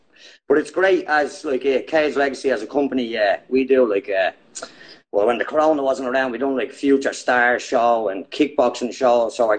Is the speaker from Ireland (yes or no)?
yes; Dublin, Leinster, Ireland; I'm originally from Bettercairn in Talla. It's a posh part in Talla.